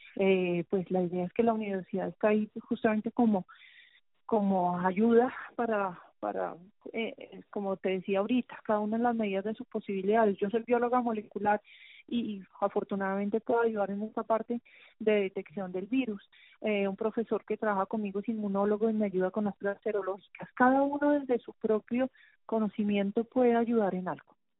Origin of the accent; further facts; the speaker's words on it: Colombia; como bogotanos, yo creo que como colombianos en general